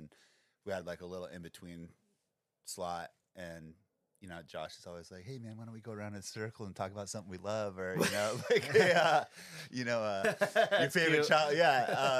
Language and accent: English; St. Petersburg, Florida, United States; moved away; also born or lived in Englewood; I was born in Englewood. My dad's side of the family worked for Hughes Aircraft, and but I spent my school years in the south with my mom in St. Petersburg, Florida. and she was more like came from hillbillies. We had a lot of family in West Virginia